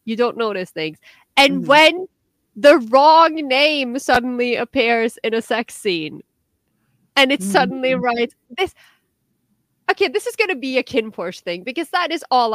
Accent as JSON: {"language": "English", "country": "Norway", "second_language": "English"}